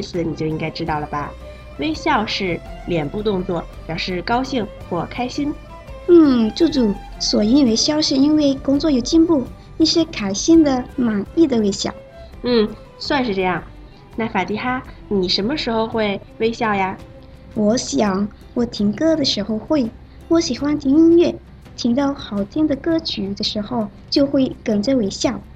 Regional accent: Malaysia; 我是来自马来西亚的

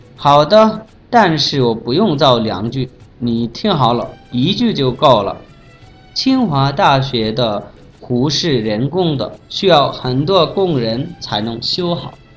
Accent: Bangladesh; Chinese is a second language; now in Beijing, China; 我是来自孟加拉国的

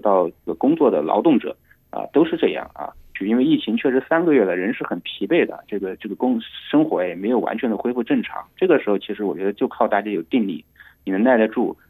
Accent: Hunan, China; 因为湖南米粉是我家乡的食物啊

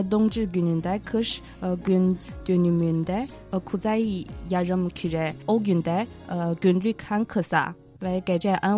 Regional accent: Tianjin, China; Turkish is a second language; Mesela ben Tianjinliyim

